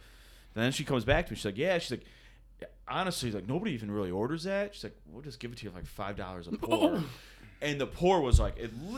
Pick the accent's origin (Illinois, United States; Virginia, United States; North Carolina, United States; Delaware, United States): Illinois, United States; Homer Glen; moved away; I went back to my hometown, Homer Glen